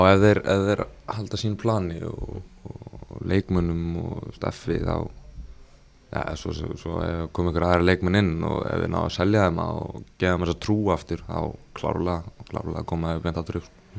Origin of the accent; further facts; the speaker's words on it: England, United Kingdom; moved away; ég ólst upp í Englandi